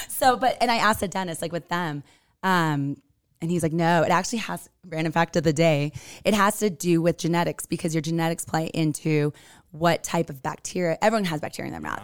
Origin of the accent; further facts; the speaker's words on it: California, United States; now in Utah, United States; I'm from Cali